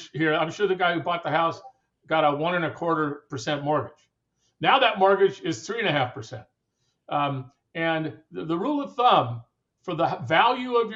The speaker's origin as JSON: {"language": "English", "region": "Southern California", "country": "United States", "tie": "born or raised there", "said": "half of the people that I grew up with in Southern California"}